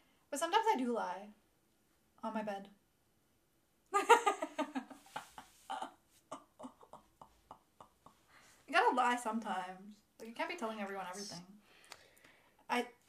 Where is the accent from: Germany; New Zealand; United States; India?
India; Shimla, Himachal Pradesh; I'm not from either of those, but I'm from Shimla. Shimla is my city.